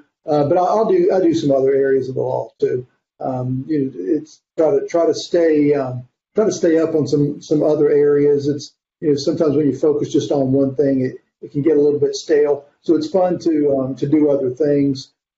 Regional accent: North Carolina, United States; also born or lived in East Tennessee; now in Alabama, United States; No, I'm not. And I grew up primarily in North Carolina, but we moved a lot when I was a kid. I still call East Tennessee primarily my home

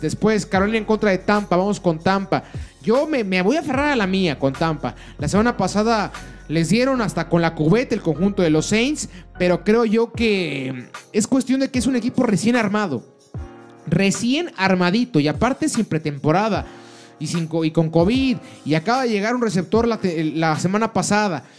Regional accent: Mexico

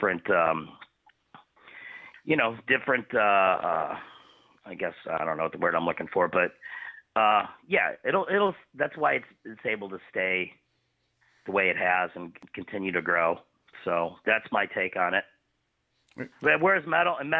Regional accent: Cleveland, Ohio, United States; growing up in Cleveland and kind of coming up in the hardcore scene as we did

